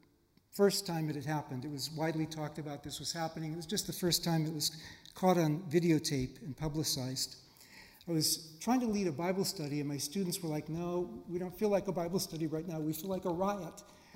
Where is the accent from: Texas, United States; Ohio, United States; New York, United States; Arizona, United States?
Ohio, United States; Northern; Growing up in Northern Ohio